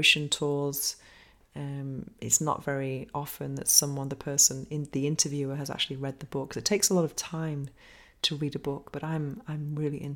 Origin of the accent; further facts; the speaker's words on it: England, United Kingdom; now in Spain; growing up in England